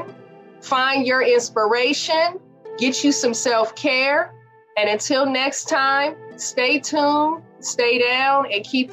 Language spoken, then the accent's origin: English; Oakland, California, United States; my hometown of Oakland